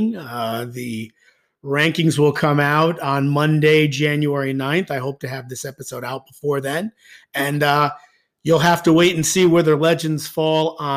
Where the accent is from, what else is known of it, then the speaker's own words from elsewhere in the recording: Suffern, New York, United States; I grew up in Suffern